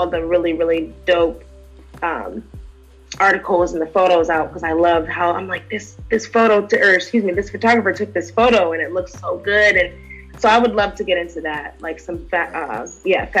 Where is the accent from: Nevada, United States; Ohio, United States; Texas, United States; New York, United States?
Ohio, United States; Canton; now in Cleveland, United States; I'm born and raised in Canton, Ohio, and I moved to Cleveland a few years ago